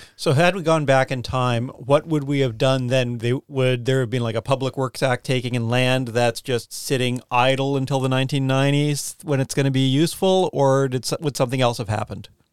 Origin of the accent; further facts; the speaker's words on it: Canadian Prairies, Canada; also born or lived in Khandallah, Wellington, New Zealand; now in Wellington, New Zealand; I grew up on the Canadian prairies